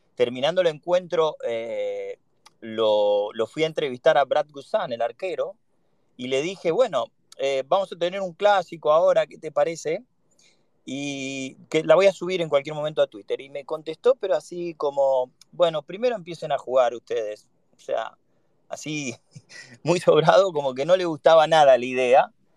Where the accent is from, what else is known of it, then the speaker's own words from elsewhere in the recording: Argentina; now in United States; vengo de Argentina